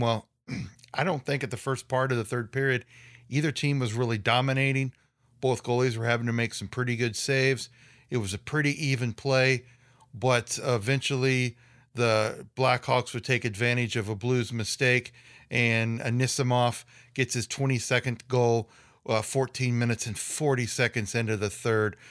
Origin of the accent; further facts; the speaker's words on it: Highland, Illinois, United States; My hometown of Highland, Illinois